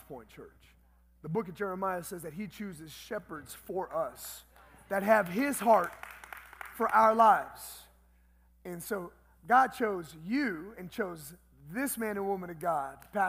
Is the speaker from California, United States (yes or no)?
yes; Los Angeles, California, United States; moved away as an adult; now in El Paso, United States; I was born and raised in Southeast Los Angeles